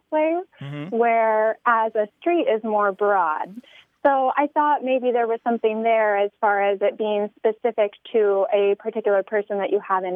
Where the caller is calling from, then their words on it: Washington, United States; I'm calling from Washington State